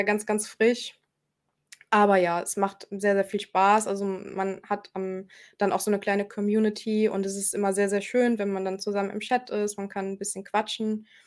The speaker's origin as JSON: {"language": "German", "country": "Germany", "said": "hier bei uns in Deutschland"}